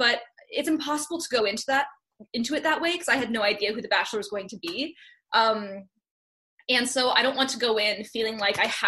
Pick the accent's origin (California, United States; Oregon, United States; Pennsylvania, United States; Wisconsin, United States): California, United States; Santa Clarita; I'm from Santa Clarita. So it's a city, or it's a town, like right outside of Los Angeles. So kind of the suburbs of Los Angeles. So I've been a California girl like my whole life.